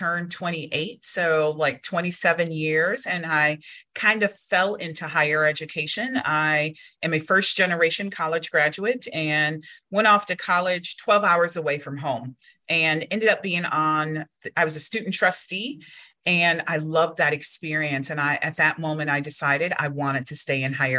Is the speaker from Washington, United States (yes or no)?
no; Wisconsin, United States; also born or lived in Ghana; I'm from Wisconsin. I'm originally from Wisconsin.